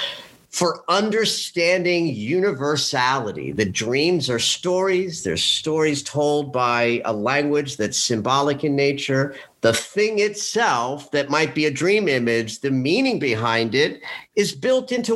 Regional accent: New Jersey, United States; also born or lived in New York; I'm born and raised in New York, like a third generation New Yorker, though I grew up outside of the city in New Jersey.

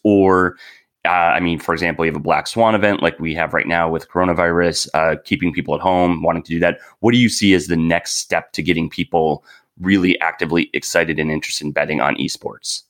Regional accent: Wisconsin, United States; moved away; I'm originally from Wisconsin

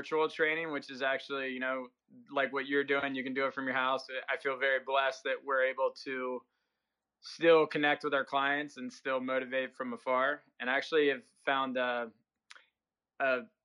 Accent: Southern Maryland, United States; I grew up in Southern Maryland

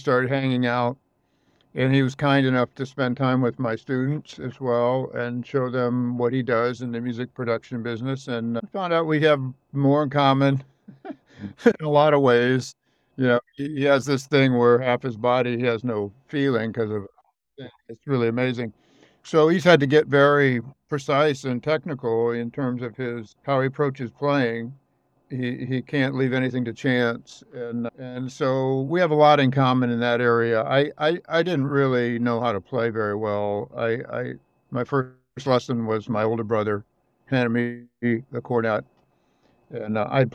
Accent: the Midwest of the United States, United States; I grew up in the Midwest of the United States

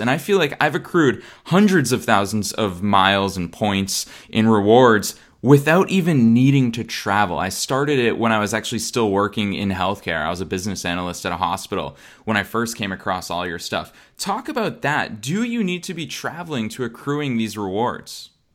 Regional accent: Boston, Massachusetts, United States; moved away as an adult; now in Los Angeles, United States; I'm here in Boston, Massachusetts, which is my hometown.

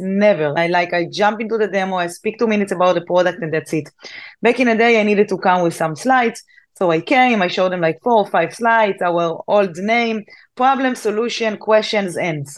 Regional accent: Israel; I'm from Israel. So in Israel, we must join the army.

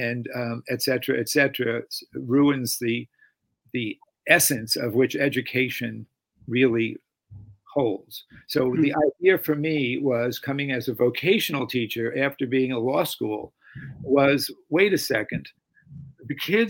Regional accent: East Coast, United States; Another thing for me in the transition to coming to the West Coast, frankly, since we're both from the East Coast, is that I landed

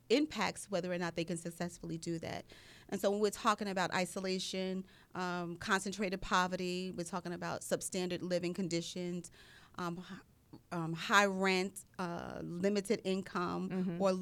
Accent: New York City, New York, United States; moved away; I was born and raised in Long Island City, Queens. I'm a proud community member of Queensbridge Housing Development, where I got my informal training on life.

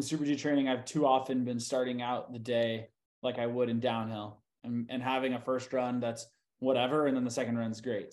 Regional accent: Bay Area, outside of San Francisco, California, United States; I grew up in the Bay Area, um, and uh, like outside of San Francisco

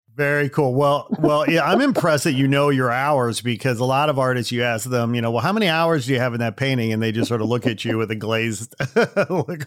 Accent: Midwest, United States; moved away; I'm from the Midwest originally

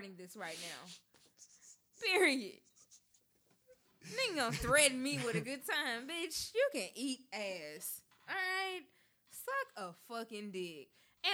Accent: Memphis, Tennessee, United States; now in Nashville, United States; I'm from Memphis. I'm from the cloth of real nigga

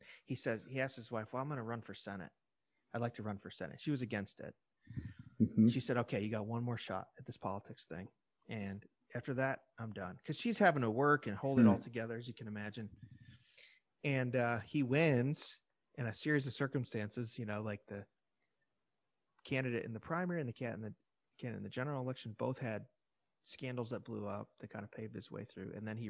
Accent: Illinois, United States; And I know I'm from Illinois, so I had a personal thing at stake in it.

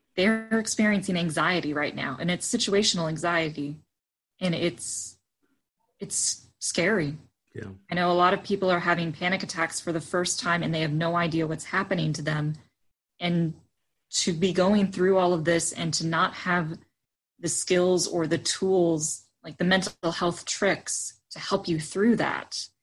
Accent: Frankfort, Indiana, United States; I grew up originally in Frankfort, Indiana, and attended St. Matthew United Methodist

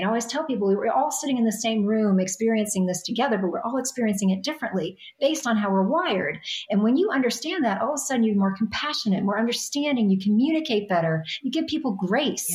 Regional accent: New York, United States; I'm a New Yorker

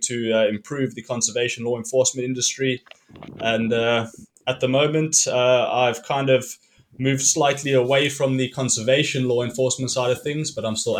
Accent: Cape Town, Western Cape, South Africa; I grew up in Cape Town

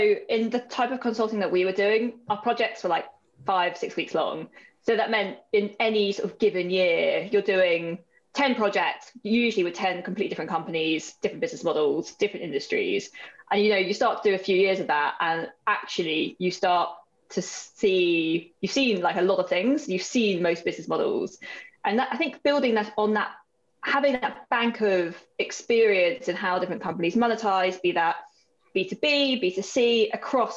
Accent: Worcestershire, West Midlands, United Kingdom; moved away as an adult; now in London, United Kingdom; I'm originally from Worcestershire, but like been based in London for the best part of 10 years.

